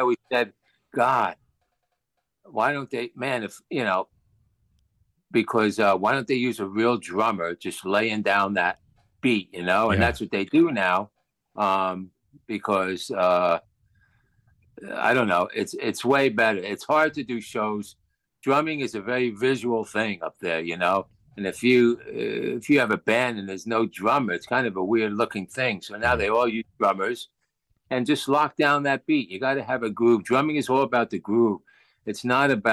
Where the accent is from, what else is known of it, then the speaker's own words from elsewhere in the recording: Passaic, New Jersey, United States; I grew up in Passaic, New Jersey, which is probably about 10 miles from New York City